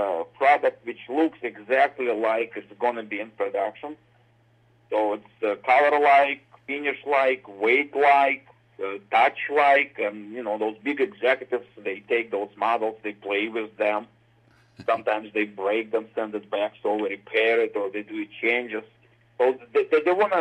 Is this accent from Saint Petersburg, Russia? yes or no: no; Moscow, Russia; English is a second language; moved away as an adult; now in United States; I was born in Moscow, Russia. I spent my childhood there